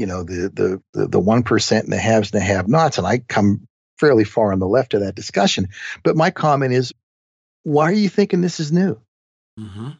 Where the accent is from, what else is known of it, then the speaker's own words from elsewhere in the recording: Lower Burrell, Pennsylvania, United States; moved away; also born or lived in New Kensington, Pennsylvania / Arnold, Pennsylvania; I was born in New Kensington, Pennsylvania